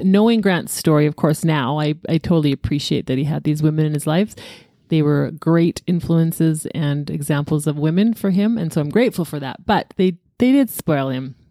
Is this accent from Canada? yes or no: yes; Alberta, Canada; born at six A M, but in Alberta